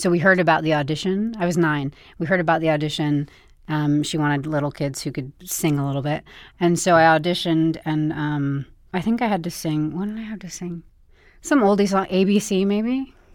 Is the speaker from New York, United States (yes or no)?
yes; Bedford, New York, United States; moved away; I grew up in Bedford, New York